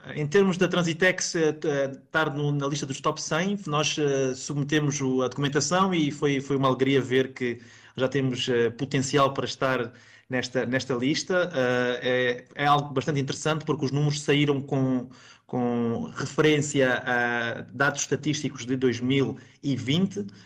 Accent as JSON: {"language": "Portuguese", "country": "Mozambique", "said": "como moçambicano"}